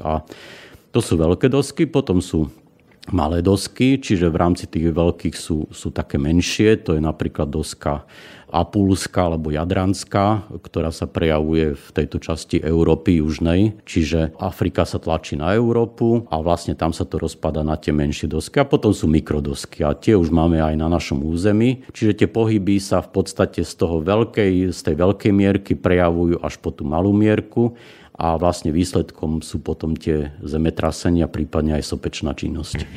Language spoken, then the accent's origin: Slovak; Svit, Prešov Region, Slovakia; Pochádzam z Tatier zo Svitu